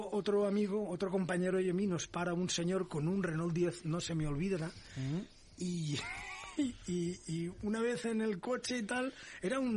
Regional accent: Valencia, Valencian Community, Spain; tengo mi primer delito contra el medio ambiente en Valencia, que es mi tierra.

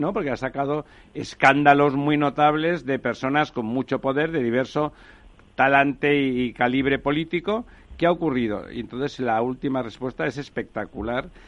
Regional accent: Barcelona, Catalonia, Spain; yo soy barcelonés

